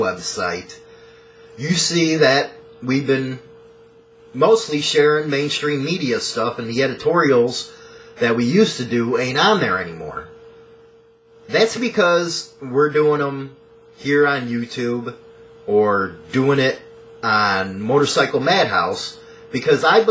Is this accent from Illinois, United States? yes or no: yes; Chicago, Illinois, United States; I'm from Chicago